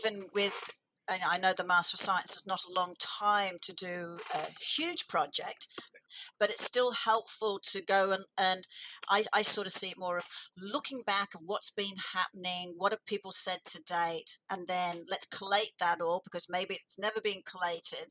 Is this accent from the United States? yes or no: no; England, United Kingdom; I was born in England